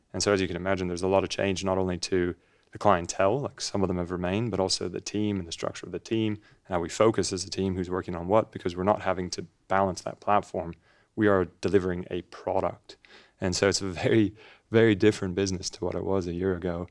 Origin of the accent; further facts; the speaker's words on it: Los Angeles, California, United States; accent: funny; moved away as an adult; also born or lived in Edinburgh, United Kingdom; I grew up in Los Angeles